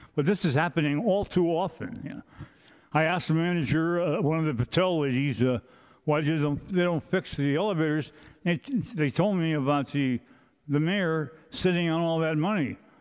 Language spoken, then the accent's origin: English; San Francisco, California, United States; born and raised in San Francisco